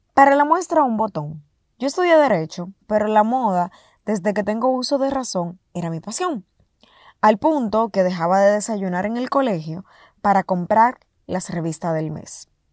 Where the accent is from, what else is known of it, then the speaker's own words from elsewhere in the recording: Dominican Republic; primer e-commerce en mi país eh, en el sector con pagos registrado y transparentado en República Dominicana